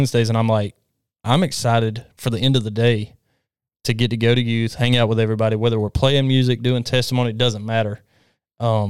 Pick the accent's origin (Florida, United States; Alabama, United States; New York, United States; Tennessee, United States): Alabama, United States; I'm from Alabama.